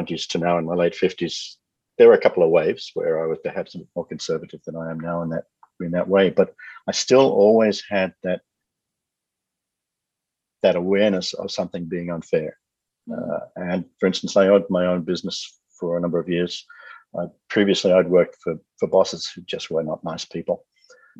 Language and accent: English; Australia; I'm Australian